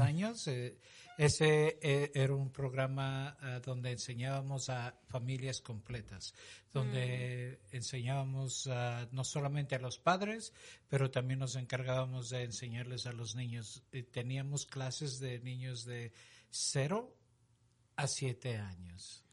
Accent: Ecuador; moved away; Yo soy originalmente de Ecuador.

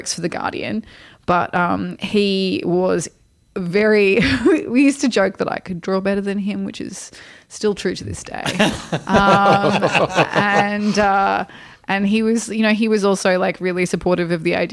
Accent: Australia; moved away as an adult; now in Portland, United States; being an Australian working in America

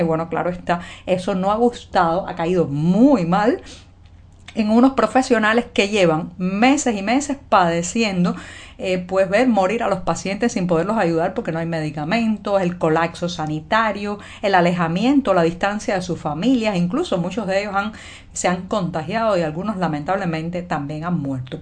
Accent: Cuba; cubana, periodista ciudadana.

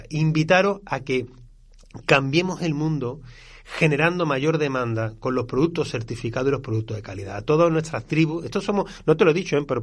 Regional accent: Andalusia, Spain; accent: southern Seville; cuando nos cogen el acento del sur de Sevilla

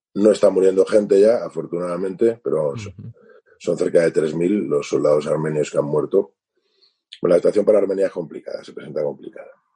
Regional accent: Spain; yo soy español, soy armenio, mi madre es española, y nosotros llegamos en el 75

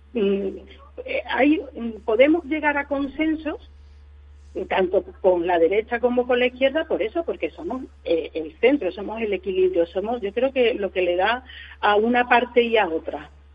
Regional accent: Aracena, Andalusia, Spain; en Aracena, en el sitio donde, pues, donde yo he vivido y donde yo me he desarrollado

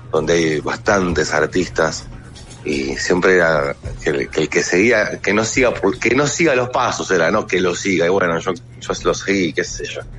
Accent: Buenos Aires, Argentina; No, no, yo, yo soy de Capital, pero justo en ese momento nos habíamos ido a vivir con mi familia a Luján.

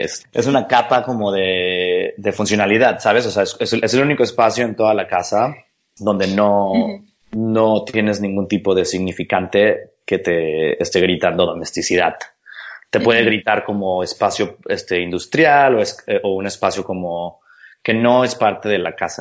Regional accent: Mexico; yo soy mexicano arquitecto

